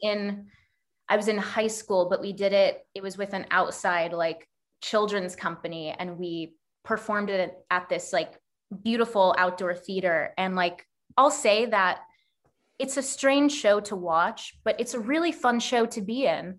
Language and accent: English; Texas, United States; moved away as an adult; also born or lived in New York; now in Canada; while I live in Canada now, um, I actually grew up in Texas